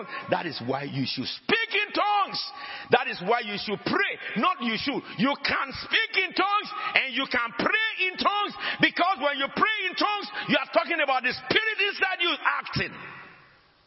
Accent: Ashanti, Ghana; first language Ashanti Twi; English is a second language; I am a Ghanaian. I speak Ashanti.

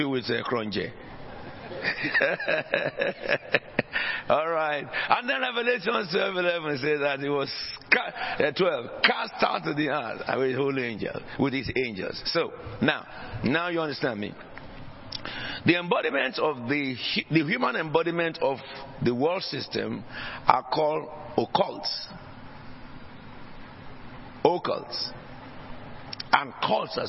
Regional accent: Nigeria; now in United Kingdom; in Nigeria, where I originally came from before I became British

